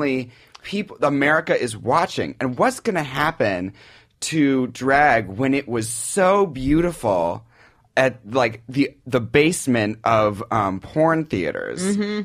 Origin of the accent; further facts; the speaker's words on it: Seattle, Washington, United States; now in New York, United States; I grew up in Seattle